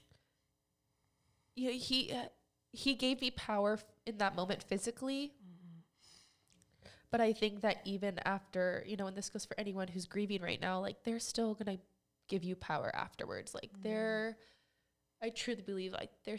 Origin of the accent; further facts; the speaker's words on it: Omaha, Nebraska, United States; I grew up in West Omaha.